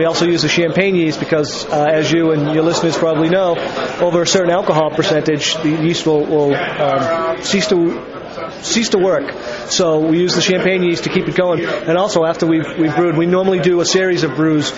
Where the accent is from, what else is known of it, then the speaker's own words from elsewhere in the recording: Boston, Massachusetts, United States; moved away as an adult; also born or lived in Ireland; I grew up in the Boston area